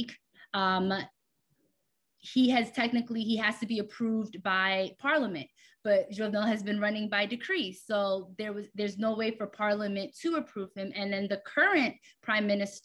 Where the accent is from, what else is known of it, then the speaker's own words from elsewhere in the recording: United States; I'm Haitian American. I was born and raised here